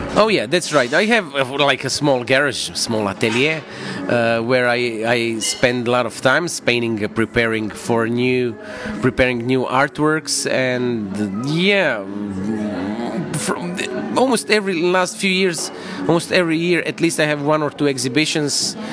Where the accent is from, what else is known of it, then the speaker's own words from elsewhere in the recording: Zagreb, City of Zagreb, Croatia; my hometown